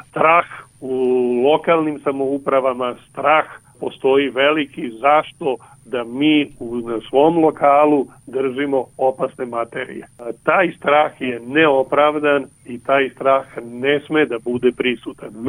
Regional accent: Serbia; kod nas u Srbiji.

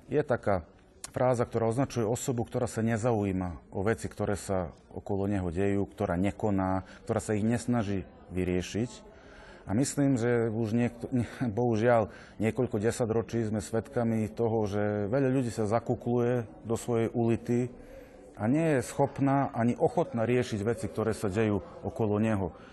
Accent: Bačka Palanka, Vojvodina, Serbia; also born or lived in Bratislava; Nepochádzam zrovna z Petrovského prostredia, pochádzam z Barskej Palanky ale tým, že som študoval v Bratislave divadelnú réžiu

